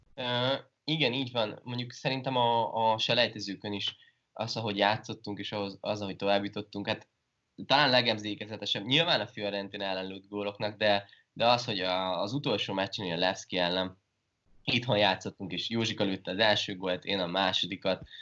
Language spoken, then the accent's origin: Hungarian; Hungary; moved away; also born or lived in France